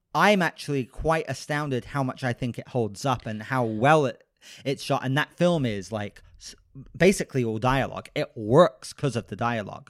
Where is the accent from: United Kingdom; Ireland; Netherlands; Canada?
United Kingdom; I'm British